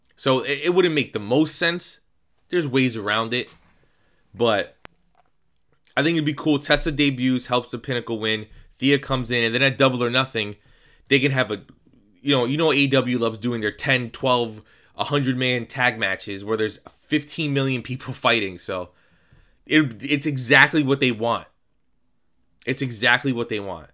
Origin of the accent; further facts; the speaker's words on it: New York, United States; I'm Puerto Rican. I'm also from New York.